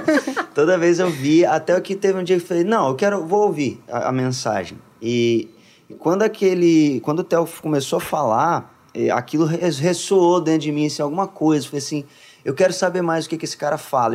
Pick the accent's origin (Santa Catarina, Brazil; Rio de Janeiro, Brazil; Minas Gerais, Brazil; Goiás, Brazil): Minas Gerais, Brazil; moved away as an adult; also born or lived in Contagem, Minas Gerais; now in São Paulo, Brazil; sou de Minas, Minas Gerais